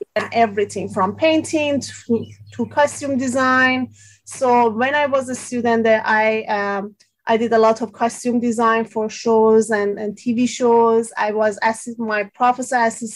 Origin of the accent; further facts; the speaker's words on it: Tehran, Tehran Province, Iran; English is a second language; moved away as an adult; now in Savannah, United States; I'm from Tehran, Iran. I born and raised in Tehran in Iran